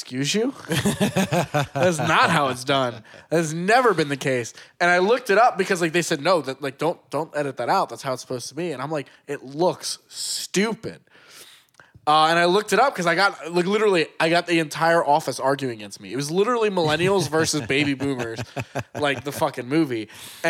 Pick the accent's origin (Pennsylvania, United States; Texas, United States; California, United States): Pennsylvania, United States; Delaware County; I am also from Delco